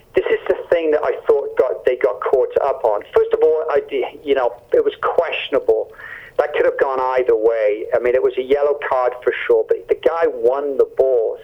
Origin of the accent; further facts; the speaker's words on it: Canada; as a Canadian